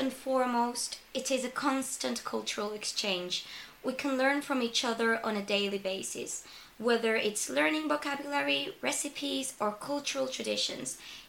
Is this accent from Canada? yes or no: no; Seville, Andalusia, Spain; English is a second language; I am not English. I'm Spanish and I come from Sevilla, the most beautiful city in the world.